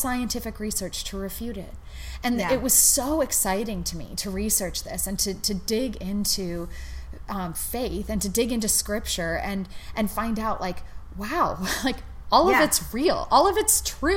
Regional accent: San Francisco, California, United States; I grew up in California, in San Francisco, like the most secular community you could possibly imagine in Silicon Valley

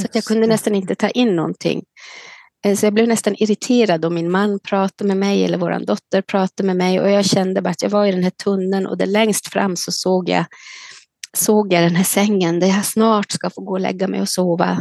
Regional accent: Kiruna, Norrbotten County, Sweden; also born or lived in Karesuando; now in Leksand, Sweden; jag bor nu i Leksand sedan i augusti, men är född och uppvuxen i Kiruna

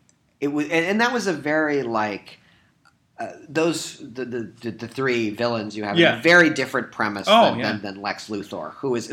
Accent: Midwest, United States

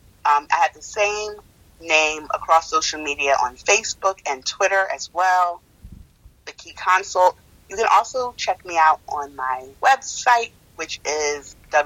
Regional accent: United States; born there; I'm still acculturating, even though I was born in the United States.

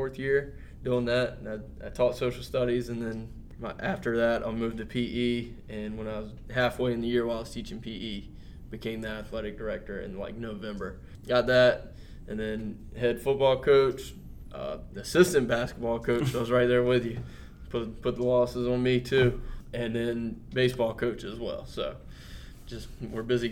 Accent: Wanchese, North Carolina, United States; also born or lived in Manteo; Born and raised in Wanchese, but always went to Manio elementary, middle, and high school

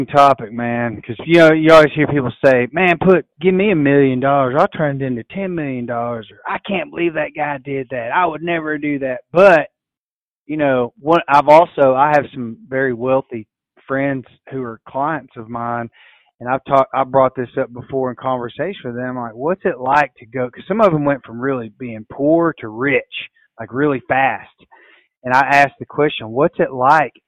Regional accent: West Tennessee, United States; growing up in West Tennessee, we always hunted flooded

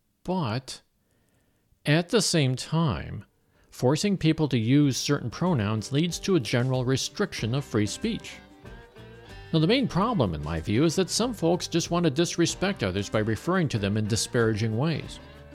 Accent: Kansas, United States; I mean, I could say I'm from Kansas, where the state legislature advocates for inspecting children's genitals to confirm their sexual identity.

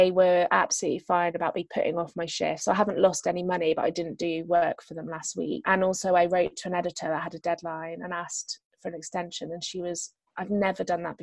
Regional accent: Shrewsbury, West Midlands, United Kingdom; moved away; I managed to get back to Shrewsbury, well, my hometown

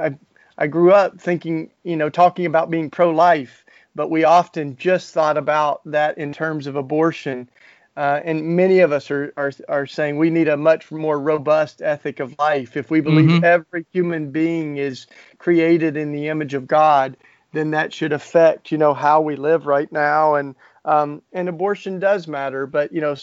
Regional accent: Tennessee, United States; accent: southern; I grew up in the Bible Belt down in Tennessee

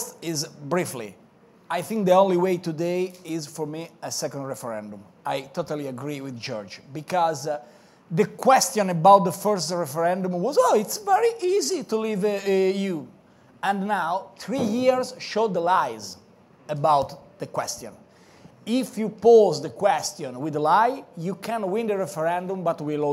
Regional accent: Florence, Tuscany, Italy; I came from Florence

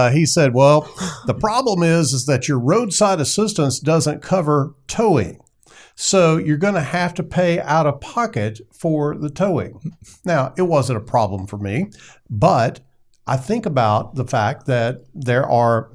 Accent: El Dorado, United States; moved away as an adult; when I moved up here from my hometown in El Dorado

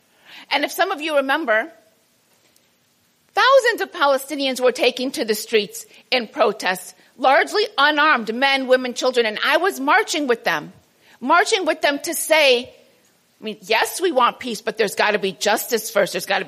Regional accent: Michigan, United States; My father found a union job in Michigan working with General Motors

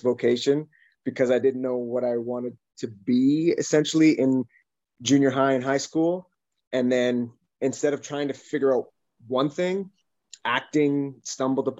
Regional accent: Calgary, Alberta, Canada; now in Vancouver, Canada; I'm from originally Calgary, Alberta

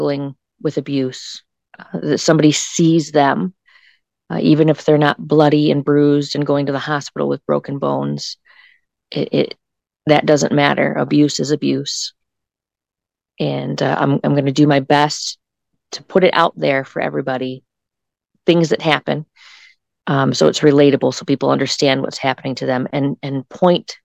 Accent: between Perrysburg and Whitehouse, Northwest Ohio, United States; I'm actually from this area. I grew up in Northwest Ohio, between Perrysburg and White House

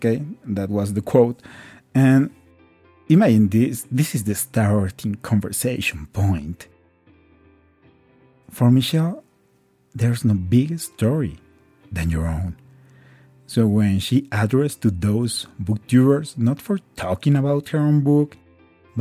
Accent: Mexico; first language Spanish; English is a second language; now in Colombia; I am from Mexico, but living in Colombia

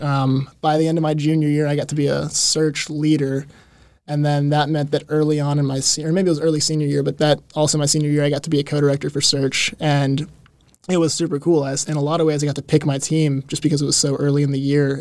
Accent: Mount Juliet, Tennessee, United States; Like five minutes down the road from St. Stephen's. So mm. been there, born and raised, 22 years.

